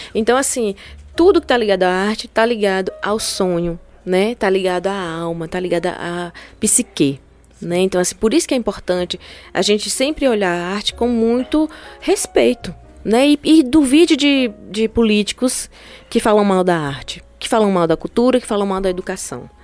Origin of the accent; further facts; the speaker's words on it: Petrolina, Pernambuco, Brazil; eu sou de Petrolina